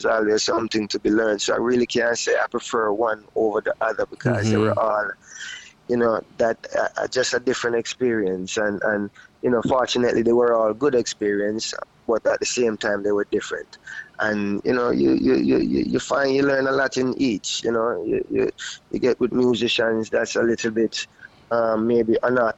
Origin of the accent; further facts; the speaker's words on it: Miami, Florida, United States; also born or lived in Jamaica; I was born in Jamaica but raised in Miami. I moved to Miami when I was about 8 years old.